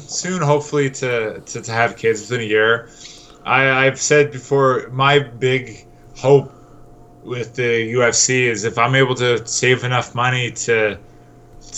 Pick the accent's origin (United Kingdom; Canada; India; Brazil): Canada; Newfoundland and Labrador; now in Victoria, Canada; I'm from Newfoundland, so I got a lot of family there.